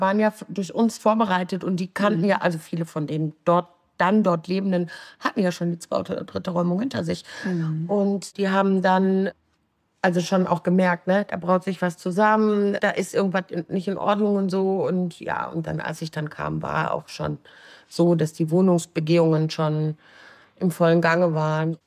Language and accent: German; Duisburg, North Rhine-Westphalia, Germany; Marxlorin, gebürtige Marxlorin. Habe hier inzwischen auch drei Kinder großgezogen